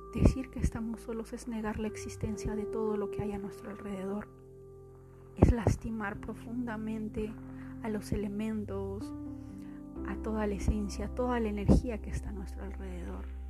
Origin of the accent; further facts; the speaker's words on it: Peru; moved away as an adult; now in Austin, United States; ustedes saben que soy de Perú, vine aquí